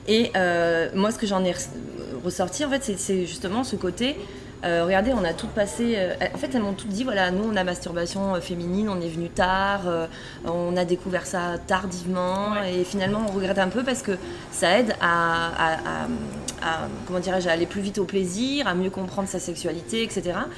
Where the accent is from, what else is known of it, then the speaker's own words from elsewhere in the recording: Bordeaux, Nouvelle-Aquitaine, France; moi, j'habite, je viens de Bordeaux